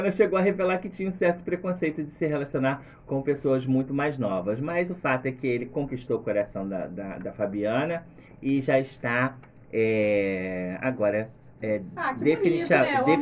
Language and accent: Portuguese; Niterói, Rio de Janeiro, Brazil; Ah, garoto, eu gostaria, mas sou de Niterói